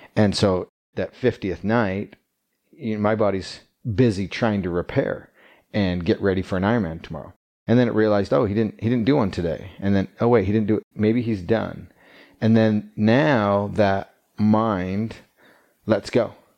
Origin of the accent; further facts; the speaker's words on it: Calgary, Alberta, Canada; now in Utah, United States; I grew up in Canada, Calgary, Alberta